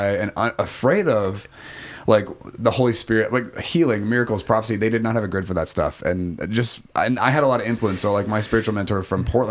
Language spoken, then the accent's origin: English; Guam; moved away; also born or lived in Oregon / Japan; I'm from Guam originally, so I popped there for like 10 days on my way back to Oregon